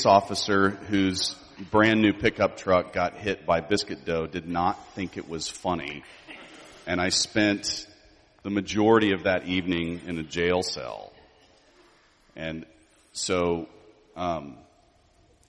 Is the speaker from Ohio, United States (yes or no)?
no; Houston, Texas, United States; I grew up in Houston